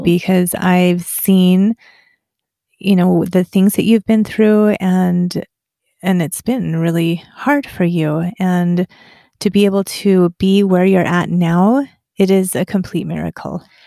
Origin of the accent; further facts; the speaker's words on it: Afton, Wyoming, United States; moved away; growing up in Afton